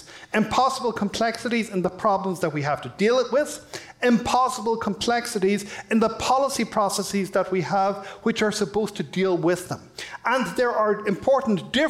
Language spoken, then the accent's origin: English; Ireland; now in United States; You may have been able to tell from my accent, I'm from Ireland